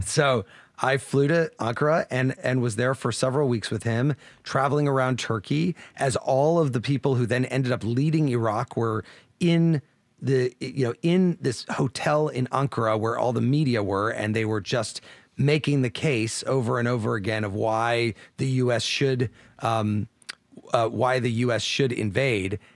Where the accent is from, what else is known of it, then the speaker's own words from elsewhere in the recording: Champaign, Illinois, United States; moved away; from Champaign Urbana, Illinois, my hometown